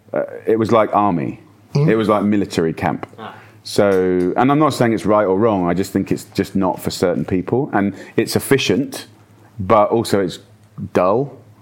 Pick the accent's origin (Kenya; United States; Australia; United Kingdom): United Kingdom; born or raised there